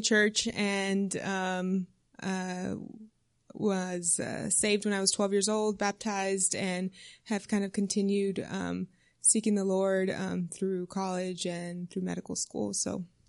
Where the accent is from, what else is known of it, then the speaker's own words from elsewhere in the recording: South Texas, United States; moved away as an adult; also born or lived in Maryland; I'm from South Texas originally